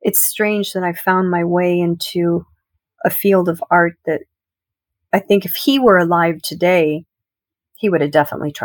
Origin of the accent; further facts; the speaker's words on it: San Luis Obispo, California, United States; also born or lived in Syracuse, New York; Grew up in Syracuse for about 5 years until we moved to California when I was 5 or 6 years old. My dad took a job out there. I'm an only child. And he took a job out there in California in a little coastal town called San Luis Obispo